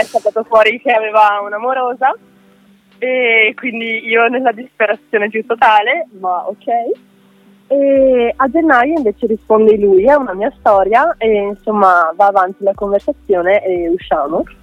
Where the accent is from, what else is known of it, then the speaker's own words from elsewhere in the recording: Veneto, Italy; now in Ferrara, Italy; adesso sono a Ferrara, però io sono veneta